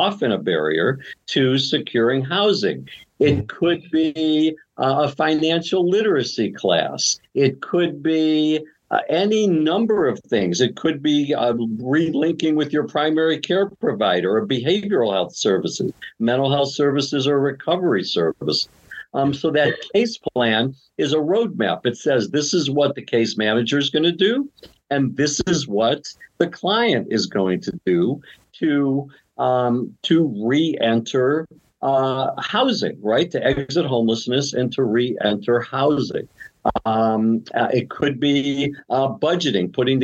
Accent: Cleveland, Ohio, United States; now in Bay Area, United States; the home I grew up in Cleveland

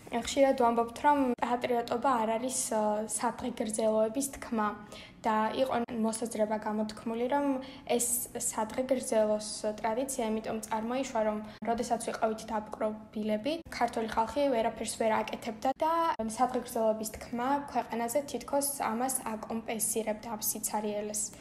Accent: Batumi, Adjara, Georgia; ჩვენი მშობლიური ქალაქი ბათუმი.

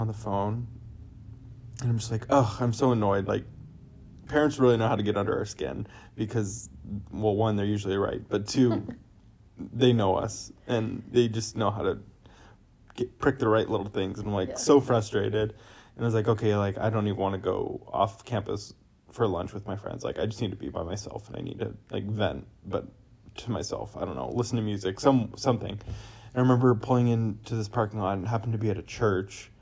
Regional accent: California, United States; I was born and raised in California

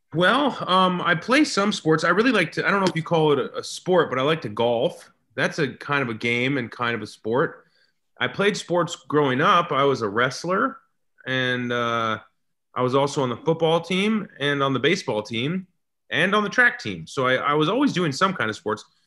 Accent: Seattle, Washington, United States; I'm from Seattle

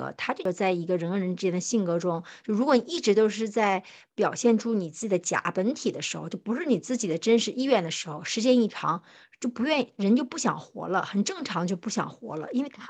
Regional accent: Northeast China, China; 因为我们东北人说小四十的意思就是大概是四十一二岁

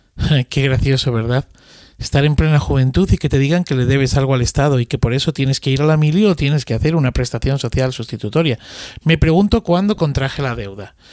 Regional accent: Madrid, Community of Madrid, Spain; los familiares de mi pueblo que venían a hacer la milia a Madrid se alojaban en mi casa

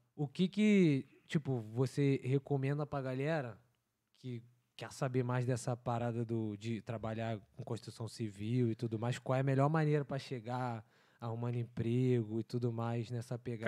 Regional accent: Rio de Janeiro, Brazil; now in Vancouver, Canada; como bom carioca, cara, eu nunca fui acostumado ao frio.

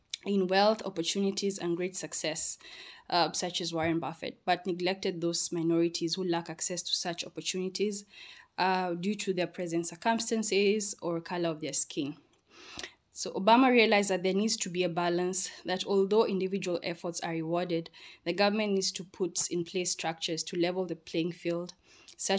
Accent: Kenya; my home country, Kenya

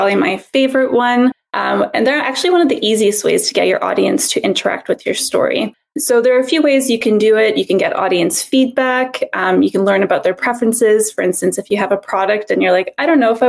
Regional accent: Montreal, Quebec, Canada; I am from Montreal

